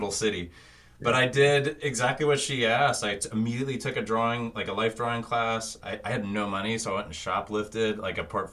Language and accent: English; Thousand Oaks, California, United States; I'm from Thousand Oaks, which is like a suburb outside of LA. Mm-hmm. It's funny, like basically growing up near